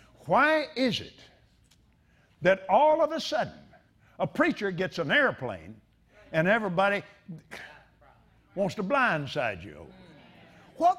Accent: Abilene, Texas, United States; I was raised in Abilene, Texas

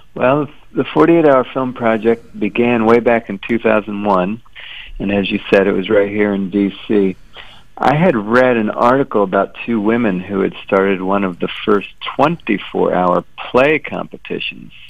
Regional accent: Washington, District of Columbia, United States; I grew up in Washington

